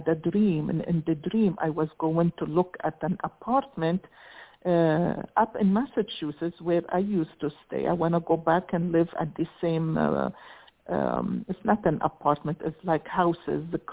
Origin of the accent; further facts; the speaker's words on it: Lebanon; moved away; I was raised in Lebanon in the Middle East, but we were Roman Orthodox.